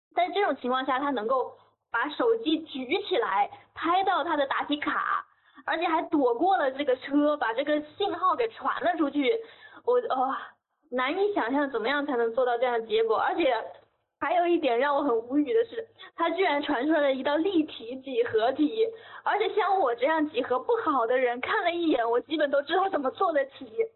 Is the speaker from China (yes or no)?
yes; Hubei, China; 我是湖北的